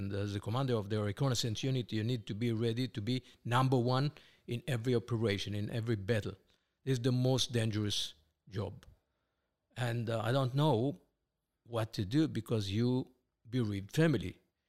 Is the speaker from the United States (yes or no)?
no; Israel; born there; Okay, well, I was born here in Israel, 1951, to Israeli parents, both of them, my mom and my father, born here in Israel under the British mandate.